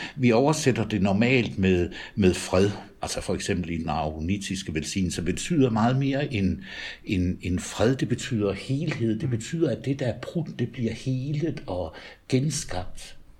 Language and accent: Danish; Denmark; moved away as an adult; also born or lived in Tølløse; now in Nørresundby, Denmark; Jeg er jyde